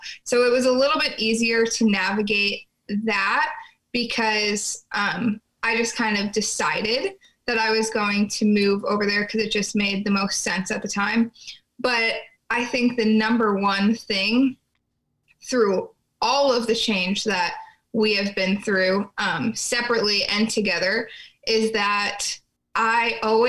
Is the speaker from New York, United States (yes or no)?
yes; New York, United States; moved away as an adult; also born or lived in Oregon; I was from New York